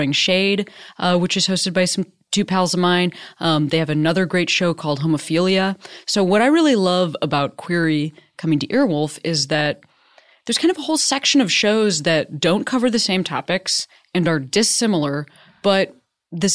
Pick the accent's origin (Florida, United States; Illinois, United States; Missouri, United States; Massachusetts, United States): Illinois, United States; Chicago; moved away as an adult; also born or lived in Boston; I'm from Chicago also